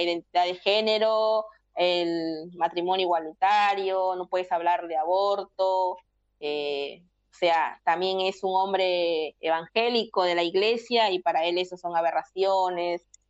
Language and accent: Spanish; Peru; moved away as an adult; now in Argentina; decidimos emprender eh, ese viaje para buscar oportunidades fuera, porque dentro de tu país no tenías oportunidades